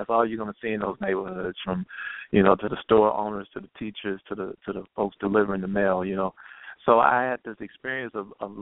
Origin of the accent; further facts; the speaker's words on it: Chicago, Illinois, United States; I grew up on the South Side on 87 in Winchester